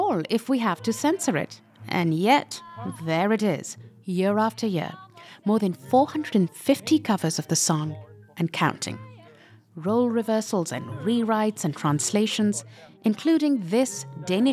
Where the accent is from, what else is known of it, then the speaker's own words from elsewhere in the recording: Pakistan; moved away; I come from Pakistan and I've grown up with Bollywood films of, you know, 70s and 80s.